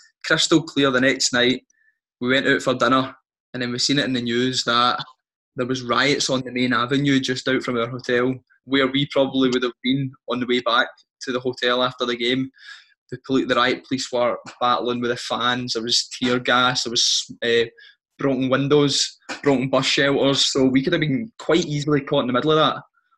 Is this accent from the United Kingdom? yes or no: yes; Scotland, United Kingdom; we're from Scotland.